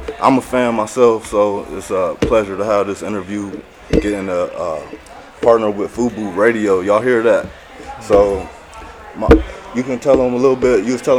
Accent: Ohio, United States; I'm from Ohio. They call this the heart of it all.

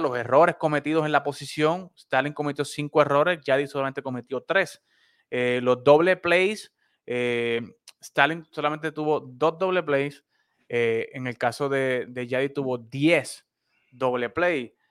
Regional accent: Puerto Rico; now in Texas, United States; como costumbre boricua, entrando noviembre, ya comenzó la Navidad aquí también

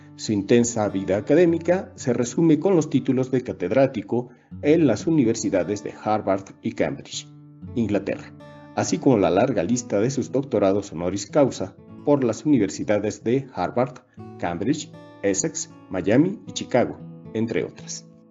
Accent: Mexico; soy mexicano y soy licenciado en Derecho

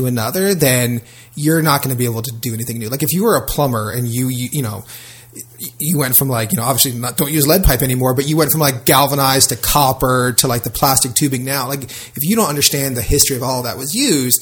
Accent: South Florida, United States; I grew up in South Florida

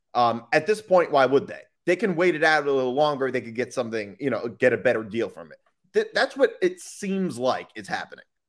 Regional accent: New Jersey, United States; I'm from New Jersey

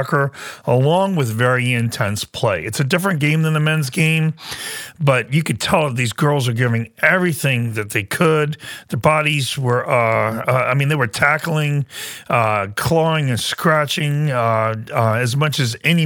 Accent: United States; I am an American. I challenge anybody to question my citizenship. I'm proud to be an American

